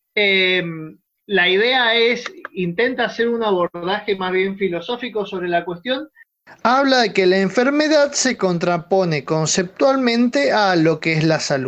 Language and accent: Spanish; Mendoza, Argentina; nosotros que somos de Mendoza